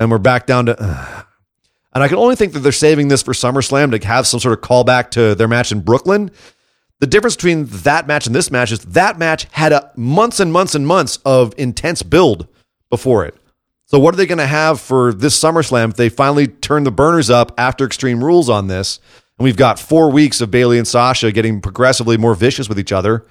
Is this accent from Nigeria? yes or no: no; Scotland, United Kingdom; as a Scot